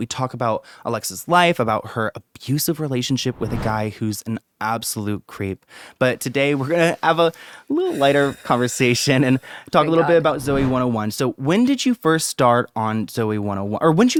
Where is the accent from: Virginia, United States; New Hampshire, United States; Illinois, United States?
Virginia, United States; Bristow; my hometown is Bristow.